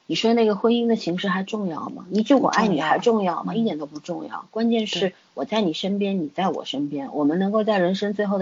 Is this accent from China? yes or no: yes; China; 从从我们中国人的说法来说，